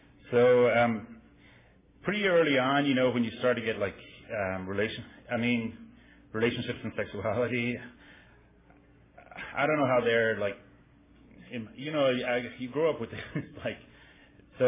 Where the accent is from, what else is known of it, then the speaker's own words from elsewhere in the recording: Ireland; moved away; I grew up, I'm from Ireland, and I grew up there